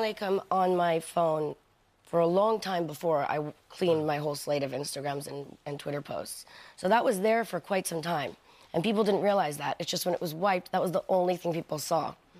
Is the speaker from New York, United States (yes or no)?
yes; New York, United States; I'm from New York. I'm, I'm, I'm born and raised there